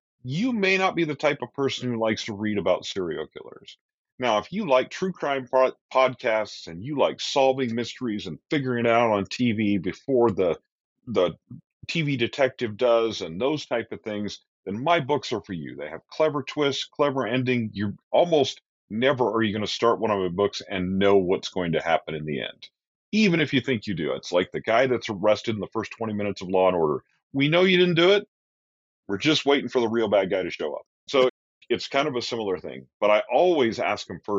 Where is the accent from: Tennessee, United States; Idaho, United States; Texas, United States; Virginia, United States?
Idaho, United States; Idaho Falls; now in Boise, United States; Idaho Falls, which is my hometown where I grew up